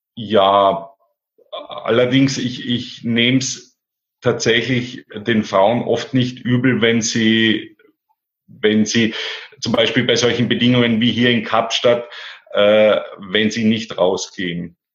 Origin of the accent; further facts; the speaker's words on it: Austria; bei uns in Österreich